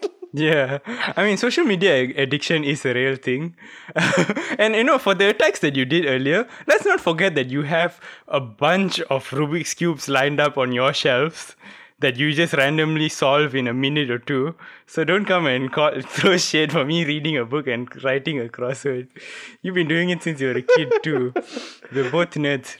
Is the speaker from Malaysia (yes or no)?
yes; Malaysia